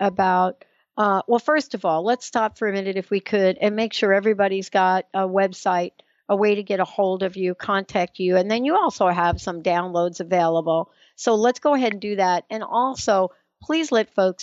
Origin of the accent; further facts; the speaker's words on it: East Coast, United States; we're from the East Coast